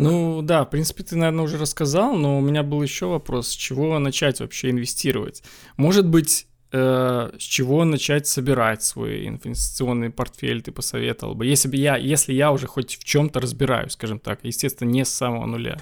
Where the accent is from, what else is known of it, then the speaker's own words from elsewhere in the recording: Belarus; я сам из Беларуси